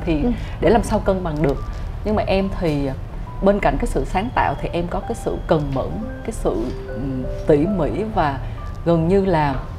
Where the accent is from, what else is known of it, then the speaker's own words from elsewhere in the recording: Central Highlands, Gia Lai, Vietnam; also born or lived in Ho Chi Minh City, Vietnam; now in Hanoi, Vietnam; Em là được uh, sinh ra và lớn lên ở Tây Nguyên, uh, Gia Lai, tức là một cái con người miền núi chính gốc ấy